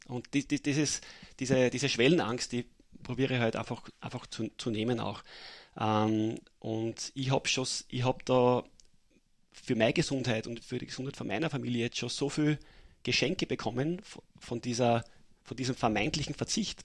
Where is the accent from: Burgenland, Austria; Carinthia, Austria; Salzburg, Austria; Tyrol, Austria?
Burgenland, Austria; Mattersburg; moved away as an adult; now in Vienna, Austria; aufgewachsen in Mattersburg und bin mittlerweile seit äh, zehn Jahren in Wien